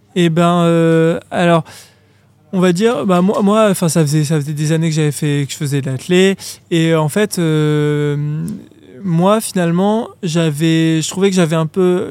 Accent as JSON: {"language": "French", "town": "Grenoble", "region": "Auvergne-Rhône-Alpes", "country": "France", "said": "je viens de Grenoble, j'ai de la montagne tout autour de moi"}